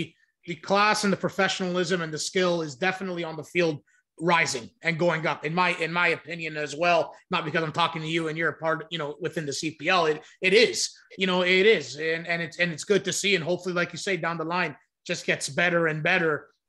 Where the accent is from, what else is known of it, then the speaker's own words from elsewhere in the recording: Brampton, Ontario, Canada; I'm from Brampton and I'm born and raised in Brampton, Ontario